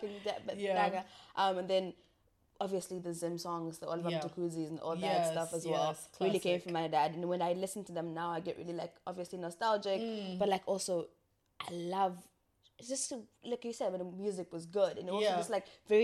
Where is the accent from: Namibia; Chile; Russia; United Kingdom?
Namibia; Ongwediva, Oshana; I'm from Ngwediva, and you know how small our town is